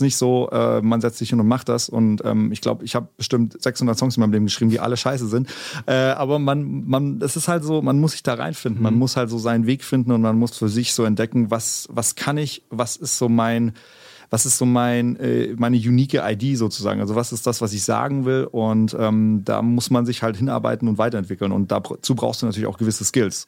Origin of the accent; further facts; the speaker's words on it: Konstanz, Baden-Württemberg, Germany; first language German; moved away as an adult; now in Berlin, Germany; meine Heimstadt Konstanz-Bodensee, mhm. also die Gegend, da komme ich her